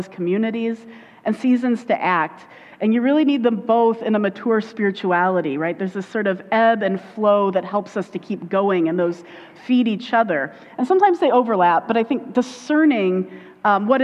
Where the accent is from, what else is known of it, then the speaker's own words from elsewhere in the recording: Indiana, United States; accent: Indiana; I go into my Indiana accent when I go down